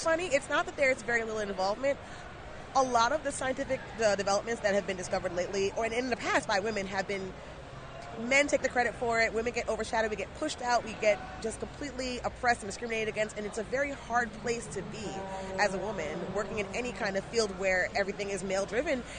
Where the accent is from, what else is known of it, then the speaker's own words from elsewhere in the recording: Jamaica; I'm Jamaican and gotta have ten jobs